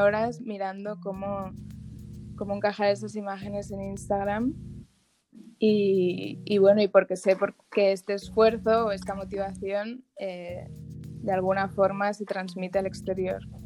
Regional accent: Barcelona, Catalonia, Spain; moved away as an adult; now in Dominican Republic; yo soy de Barcelona

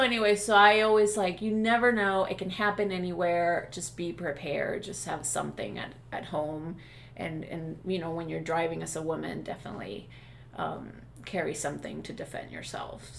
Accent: Venezuela; now in United States; I am from Venezuela

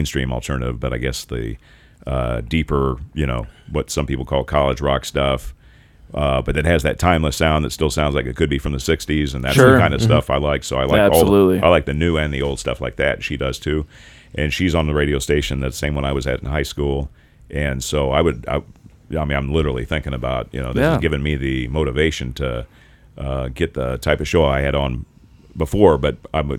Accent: Carmel, Indiana, United States; my hometown is Carmel, and they have more roundabouts than any city in the United States

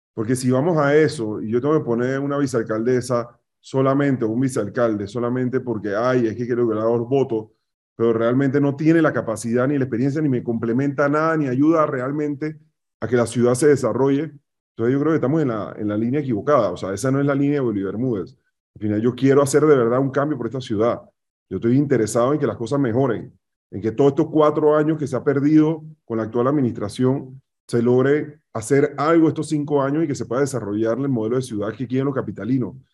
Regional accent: Panama; Somos panameños

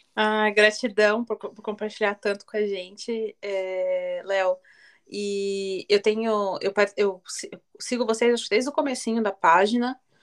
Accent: Joinville, Santa Catarina, Brazil; eu sou de Joinville, Santa Catarina, no sul

